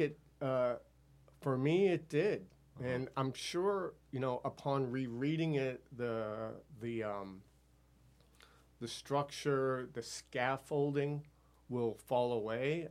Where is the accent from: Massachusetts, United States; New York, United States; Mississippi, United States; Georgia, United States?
Massachusetts, United States; near Amherst; my hometown near Amherst, Massachusetts